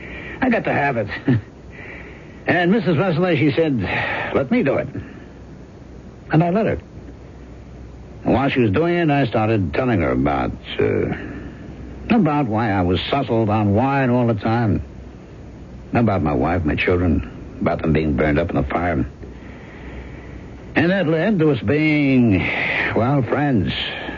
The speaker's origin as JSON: {"language": "English", "town": "San Francisco", "region": "California", "country": "United States", "tie": "born or raised there", "lives_now": "Brooklyn, United States", "said": "Oh, no, me. I'm an American. Born and bred. San Francisco."}